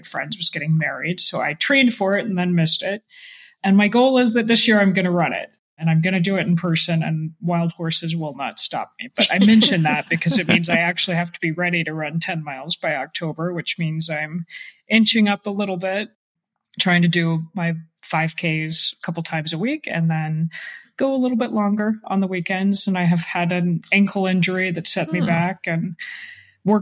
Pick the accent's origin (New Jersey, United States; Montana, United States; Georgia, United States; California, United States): Georgia, United States; Atlanta; now in Washington, D.C., United States; I grew up mostly in Atlanta, which also gets quite sweaty